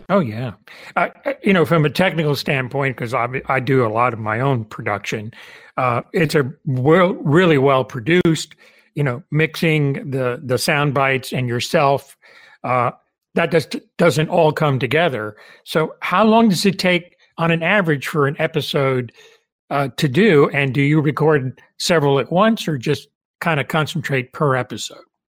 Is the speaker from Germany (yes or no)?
no; Cuba; moved away; I was born in Cuba